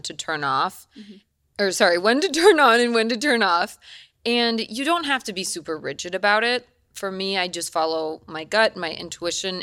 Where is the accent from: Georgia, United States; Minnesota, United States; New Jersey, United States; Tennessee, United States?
Minnesota, United States; Eden Prairie; now in Los Angeles, United States; I'm from Minnesota. I grew up in Minnesota